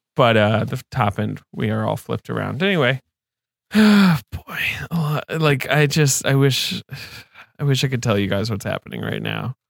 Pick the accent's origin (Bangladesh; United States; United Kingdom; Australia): United Kingdom; England; moved away; I grew up in England